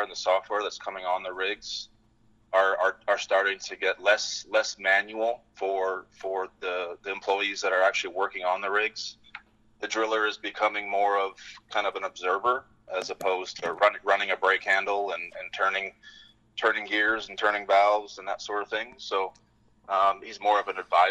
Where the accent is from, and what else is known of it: British Columbia, Canada; born or raised there; moved away as an adult; now in Fort Worth, United States